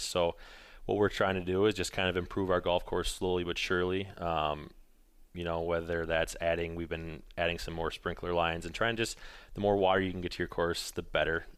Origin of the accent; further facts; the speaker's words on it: Colfax, Wisconsin, United States; also born or lived in Eau Claire, Wisconsin / Minneapolis, Minnesota; I grew up in Colfax, Menominee area, moved away, um, after I went to college